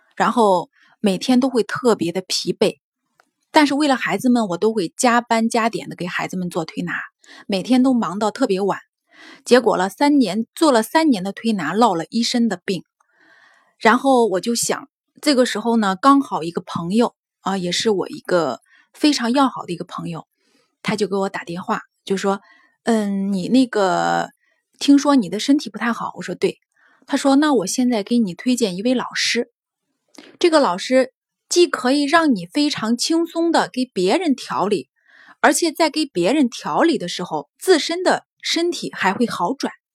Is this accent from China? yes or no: yes; Henan, China; 我是河南那边的